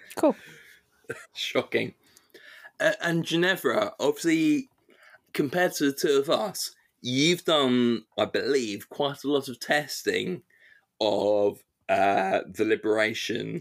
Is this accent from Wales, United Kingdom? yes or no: no; London, United Kingdom; moved away as an adult; now in Edinburgh, United Kingdom; I grew up in London